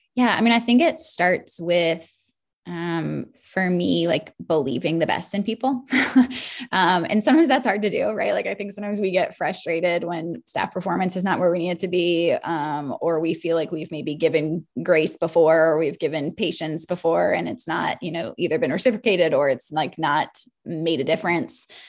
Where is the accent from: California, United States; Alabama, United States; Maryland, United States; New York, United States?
Maryland, United States; now in South Carolina, United States; I grew up in Maryland